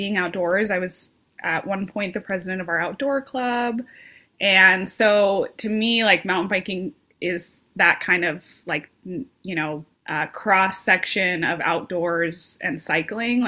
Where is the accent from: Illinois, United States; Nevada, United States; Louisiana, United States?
Nevada, United States; Las Vegas; moved away; I was born and raised in Las Vegas, Nevada